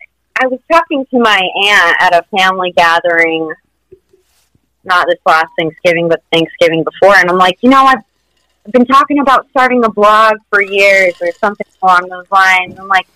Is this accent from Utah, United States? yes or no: yes; Utah, United States; We're from Utah, and so now I'm Utah around here for people.